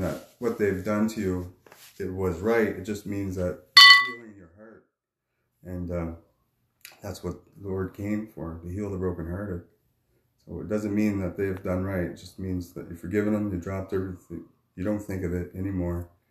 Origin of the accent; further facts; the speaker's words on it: Cape Tormentine, New Brunswick, Canada; moved away as an adult; now in Moncton, Canada; I grew up in Cape Tormentine, New Brunswick. I moved to Moncton now.